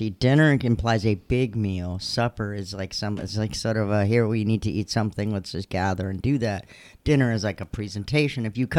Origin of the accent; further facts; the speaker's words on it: United States; I'm from Lake County.